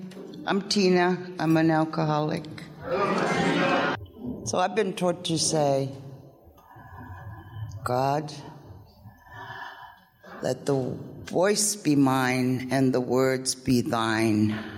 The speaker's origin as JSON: {"language": "English", "region": "England", "country": "United Kingdom", "tie": "born there", "said": "I was born in England. It all started in 1962."}